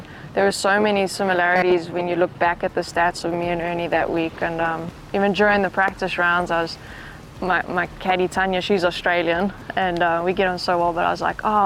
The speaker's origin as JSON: {"language": "English", "country": "South Africa", "tie": "born or raised there", "said": "growing up in South Africa"}